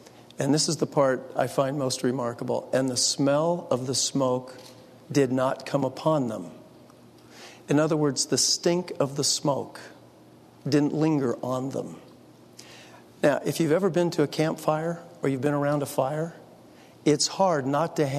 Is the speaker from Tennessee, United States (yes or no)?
no; San Francisco Bay Area, California, United States; I grew up in the San Francisco Bay Area quite some time ago.